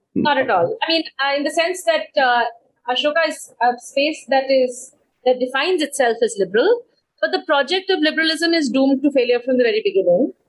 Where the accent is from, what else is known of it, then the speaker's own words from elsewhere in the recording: Bangalore, Karnataka, India; also born or lived in Delhi, India / United States; I grew up in Bangalore and uh, Delhi.